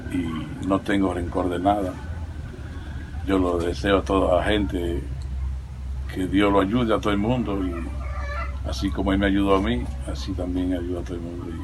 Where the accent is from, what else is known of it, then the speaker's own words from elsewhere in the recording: Santiago Rodríguez, Dominican Republic; mi pueblo de Santiago Rodríguez